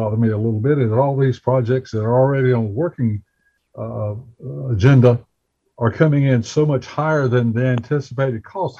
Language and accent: English; Bessemer City, North Carolina, United States; my hometown of Bessemer City.